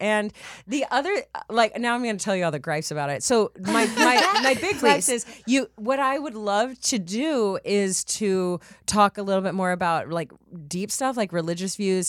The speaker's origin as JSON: {"language": "English", "region": "Texas", "country": "United States", "said": "I'm from Texas."}